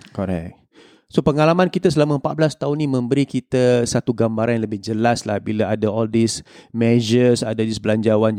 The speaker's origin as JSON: {"language": "Malay", "country": "Singapore", "said": "kita sebagai rakyat Singapura"}